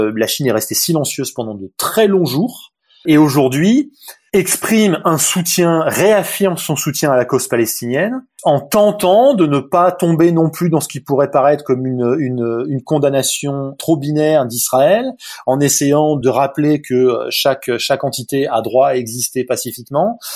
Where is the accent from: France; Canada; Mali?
France; south of France; Je suis français, moi, donc euh, euh, plutôt du sud de la France.